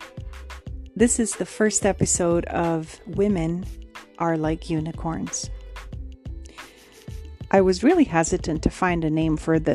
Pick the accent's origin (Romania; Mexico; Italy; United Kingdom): Romania; now in Canada; I have immigrated here from Romania, so born and raised in Romania.